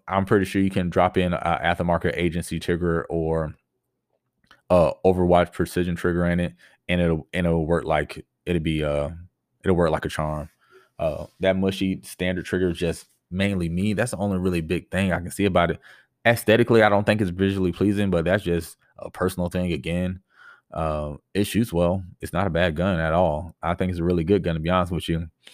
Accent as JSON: {"language": "English", "town": "Tampa", "region": "Florida", "country": "United States", "tie": "born or raised there", "said": "I grew up in the Tampa Bay area."}